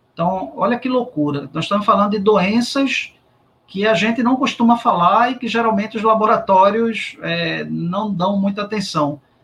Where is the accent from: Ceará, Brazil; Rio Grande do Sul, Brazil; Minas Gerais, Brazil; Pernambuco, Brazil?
Pernambuco, Brazil; Recife; eu saí do Exército e voltei para o Recife